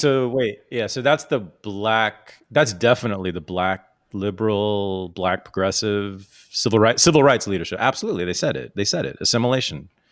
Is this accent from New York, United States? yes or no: no; Bay Area, California, United States; the Bay Area has got a big Filipino community, so I grew up with a lot of them here.